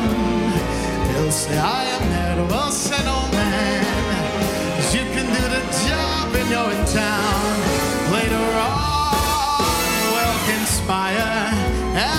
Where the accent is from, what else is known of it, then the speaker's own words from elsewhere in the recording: Trinidad & Tobago; moved away; I'm from Trinidad